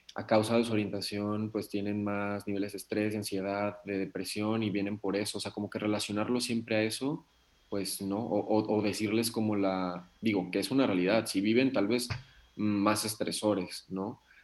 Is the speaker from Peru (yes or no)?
no; Nayarit, Mexico; Yo soy de Nayarit.